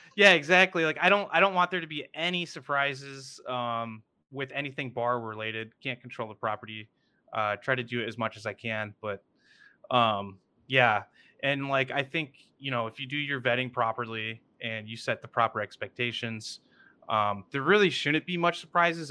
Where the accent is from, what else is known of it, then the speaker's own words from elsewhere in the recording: Kalamazoo, Michigan, United States; I grew up in Kalamazoo